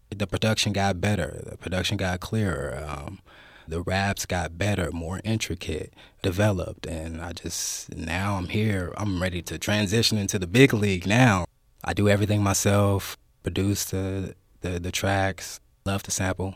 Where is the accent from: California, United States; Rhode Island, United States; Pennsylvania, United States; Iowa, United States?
California, United States; Oakland; also born or lived in Richmond, California; I grew up in Oakland. I grew up in West Oakland for a little while. Moved out to Richmond